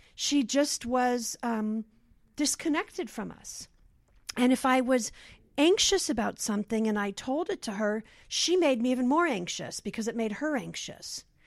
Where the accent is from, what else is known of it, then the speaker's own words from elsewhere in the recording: Los Angeles, California, United States; I grew up here in Los Angeles in the San Fernando Valley in Van Nuys